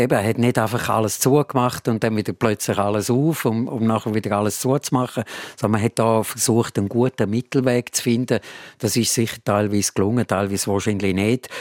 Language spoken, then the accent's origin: German; Switzerland; wir sind alle äh, Schweizer Bürger und, und können hier leben